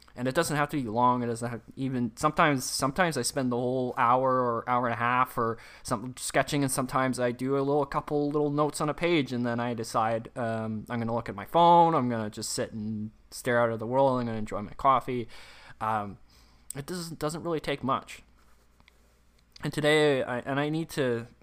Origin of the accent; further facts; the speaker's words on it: Canada; accent: Canadian English; first language English; I'm obviously English born, uh, Canadian English